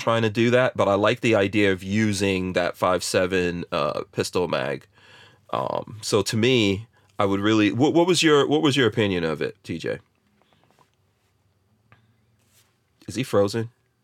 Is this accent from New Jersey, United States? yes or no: yes; New Jersey, United States; moved away; born in Jersey